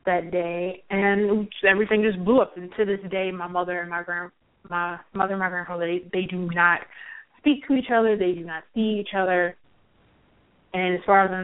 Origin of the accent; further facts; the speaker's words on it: Baltimore, Maryland, United States; I was raised in New Shiloh Baptist Church